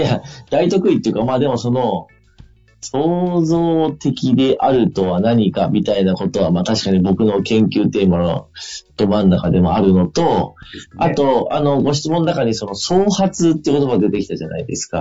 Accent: Sabae, Fukui, Japan; その地元福井の鯖江という町

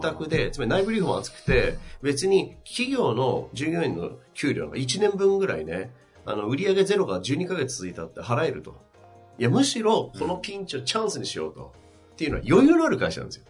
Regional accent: Tsubame-Sanjo, Niigata, Japan; 僕のふるさとの新潟県燕三条

